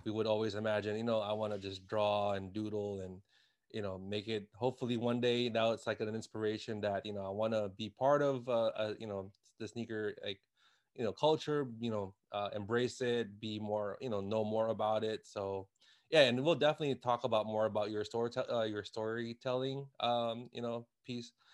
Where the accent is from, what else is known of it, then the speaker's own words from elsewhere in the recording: Washington, District of Columbia, United States; I am from Washington, D C.